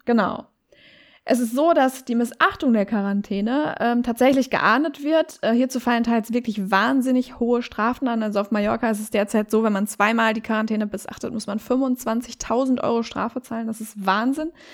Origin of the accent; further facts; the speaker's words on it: Herford, North Rhine-Westphalia, Germany; ich komme ja aus Herford